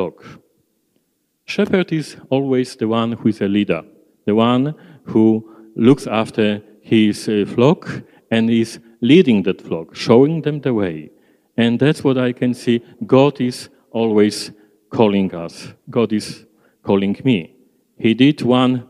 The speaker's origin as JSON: {"language": "English", "country": "Poland", "second_language": "English", "moved": "as an adult", "lives_now": "Australia", "said": "I prefer to stay in Poland."}